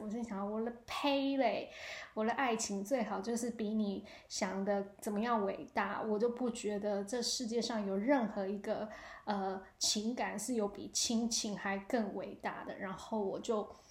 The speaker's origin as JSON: {"language": "Chinese", "country": "Taiwan", "moved": "yes", "lives_now": "United States", "said": "秋意多深植我们台湾人的心中啊"}